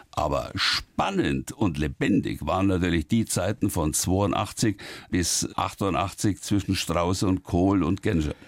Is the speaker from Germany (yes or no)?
yes; Oberrohr, Bavaria, Germany; so gerne ich in Oberrohr bin und so sehr ich an meiner Heimat hänge, an den Bauernhof, in dem ich zur Welt gekommen bin